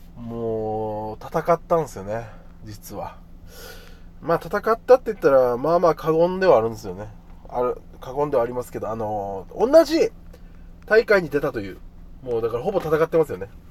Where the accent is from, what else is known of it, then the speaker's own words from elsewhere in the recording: Okinawa, Japan; 僕は大城選手と同じ沖縄出身